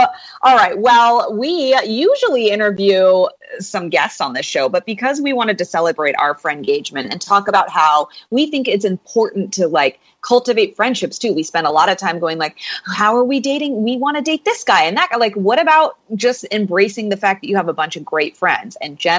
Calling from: Los Angeles, California, United States; I'm coming here from Los Angeles.

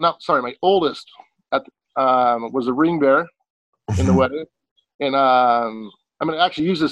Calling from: Walla Walla, Washington, United States; Coming from Walla Walla, Washington, in my backyard, actually.

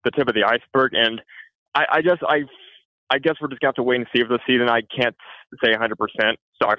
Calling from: Bradenton, Florida, United States; I'm calling from Bradenton.

